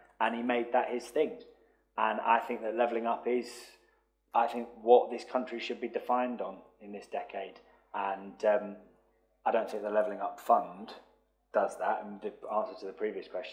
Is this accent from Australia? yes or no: no; London, United Kingdom; now in Morecambe, United Kingdom; as you can probably tell from my accent, not naturally from Morecambe. I grew up in South London.